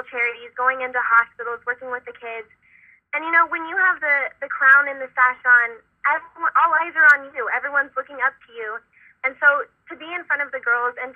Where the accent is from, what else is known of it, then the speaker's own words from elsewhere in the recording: Texas, United States; I am actually back in my home state of Texas.